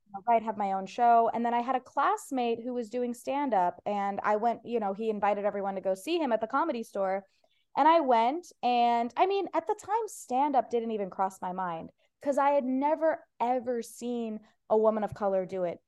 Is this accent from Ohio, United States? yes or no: yes; Ohio, United States; first language Persian; English is a second language; now in Los Angeles, United States; I'm from Ohio